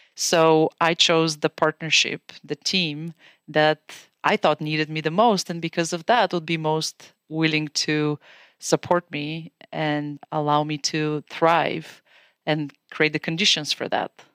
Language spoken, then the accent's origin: English; Bulgaria; moved away as an adult; now in United States; As you can tell from my accent, I'm originally from Bulgaria. I was born in a communist country in the family of doctors. My teenage years were spent in a country that was trying to redefine itself into a democracy.